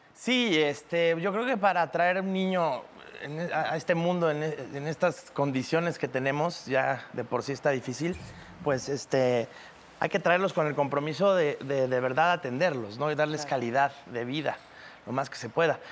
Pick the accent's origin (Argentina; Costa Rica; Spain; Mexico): Mexico; Cancún, Quintana Roo; Yo crecí en Cancún